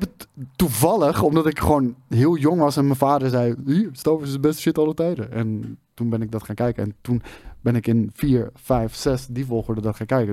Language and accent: Dutch; Netherlands; wij als, als Nederlanders